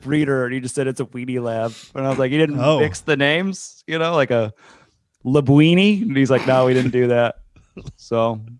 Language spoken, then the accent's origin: English; New Jersey, United States; Oh, I grew up in Barta Brands, New